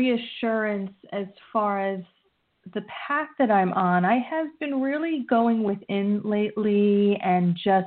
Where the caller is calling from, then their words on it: New Jersey, United States; Jessica, New Jersey.